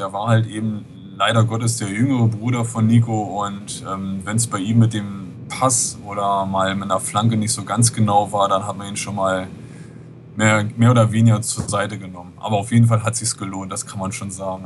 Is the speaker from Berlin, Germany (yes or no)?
yes; Berlin, Germany; now in Norderstedt, Germany; bin gebürtiger Berliner, wenn man es genau nimmt, Westberliner